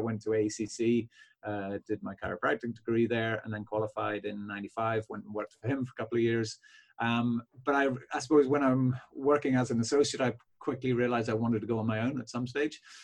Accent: Belfast, Northern Ireland, United Kingdom; now in County Cork, Ireland; my practice actually is down south in County Cork, but I'm from Belfast originally

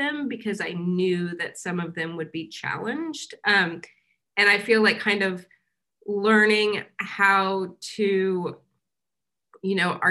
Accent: Kansas, United States; moved away as an adult; also born or lived in New York; so I grew up in Kansas, I went to school here, and then I left when I was 22, and I didn't come back until last year when I was 41

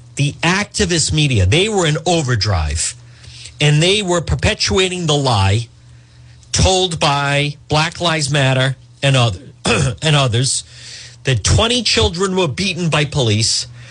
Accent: Cranston, Rhode Island, United States; growing up in Edgewood

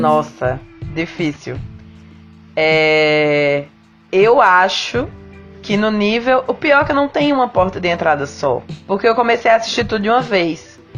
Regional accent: Campina Grande, Paraíba, Brazil; now in Curitiba, Brazil; eu sou de Campina Grande, moro em Curitiba hoje em dia.

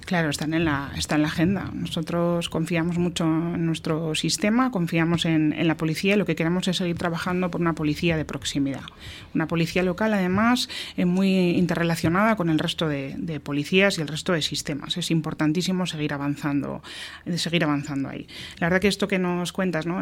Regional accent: Getxo, Basque Country, Spain; ser alcaldesa de mi pueblo

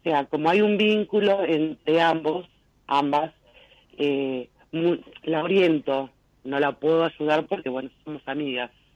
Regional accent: Ingeniero Maschwitz, Buenos Aires Province, Argentina; Soy de Ingeniero Mashui, zona norte

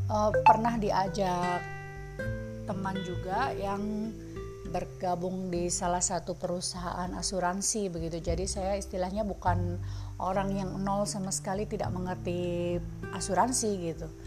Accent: Semarang, Central Java, Indonesia; now in Jakarta, Indonesia; Jadi saya tuh asalnya kan dari Semarang gitu listener. Jadi saya datang ke Jakarta

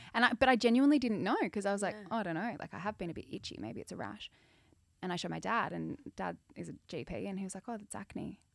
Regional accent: Adelaide, South Australia, Australia; I grew up in Adelaide

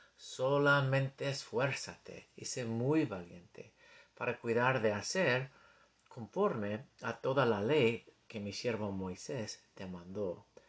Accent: United States; accent: gringo; Spanish is a second language; mi acento gringo

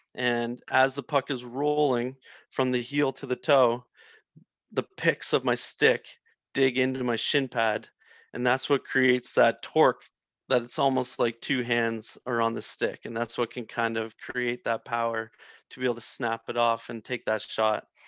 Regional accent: Prince Edward Island, Canada; I'm from Prince Edward Island

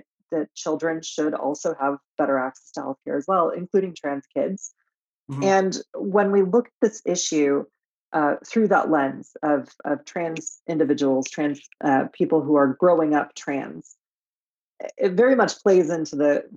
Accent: Michigan, United States; Growing up in Michigan in the 90s, and then kind of like into the 2000s

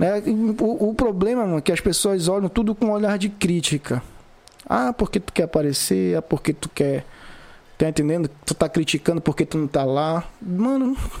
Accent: Vigia, Pará, Brazil; Sou vigiense, moro, nasci, me criei, entendeu? Moro aqui na vigia

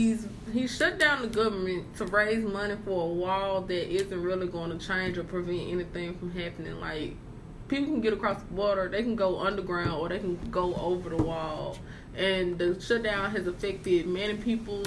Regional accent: near Jackson, Mississippi, United States; I'm from Elvis, Mississippi. It's like 20 minutes outside of Jackson. I stay in a rural country area

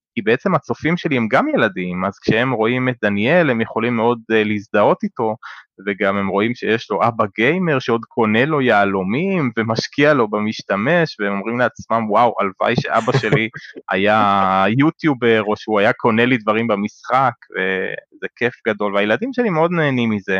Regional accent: Israel; אני ישראלי

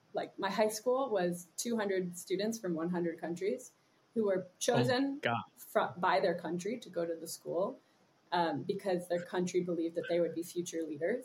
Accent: Germany; born there; Yeah, I grew up in a lot of different places. I was born in Germany and I moved to different international schools my whole life

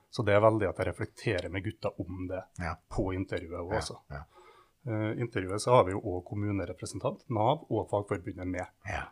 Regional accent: Kristiansund, Møre og Romsdal, Norway; moved away as an adult; also born or lived in Lillehammer; Så når jeg bodde hjemme i Kristiansund og skulle flytte utenbys

